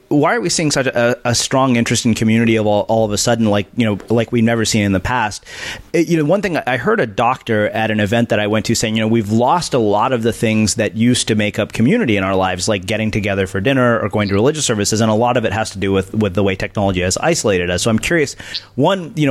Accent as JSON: {"language": "English", "country": "India", "said": "especially because I'm Indian. Like literally, all Indian religious traditions take forever."}